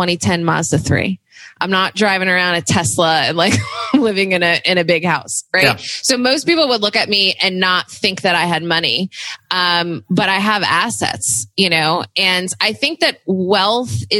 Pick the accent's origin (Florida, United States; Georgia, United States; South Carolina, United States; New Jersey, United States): New Jersey, United States; also born or lived in New York City; I grew up in New Jersey